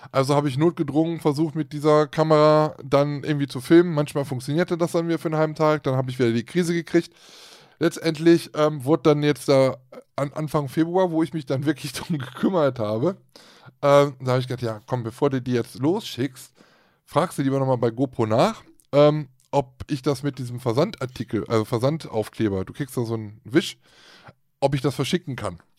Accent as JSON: {"language": "German", "country": "Switzerland", "said": "oh, guck mal, wir kommen aus der Schweiz, supi."}